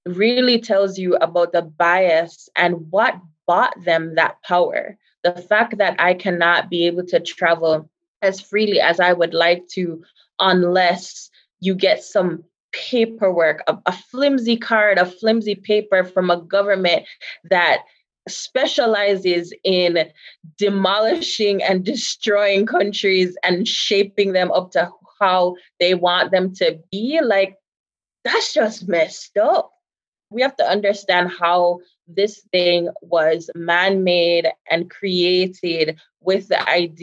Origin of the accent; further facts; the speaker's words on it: Jamaica; now in United States; a very proud Jamaican, right? Like, I'm so Jamaican